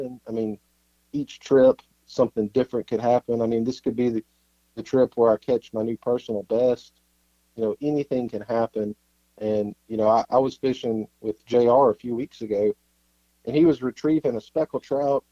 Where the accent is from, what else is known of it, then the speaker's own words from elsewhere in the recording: Mississippi coast, United States; also born or lived in Netherlands; I grew up here on the Mississippi coast